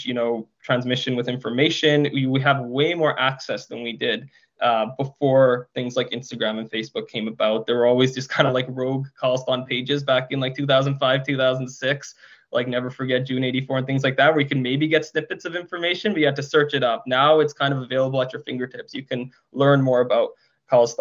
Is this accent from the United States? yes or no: no; Surrey, British Columbia, Canada; I grew up in Surrey as well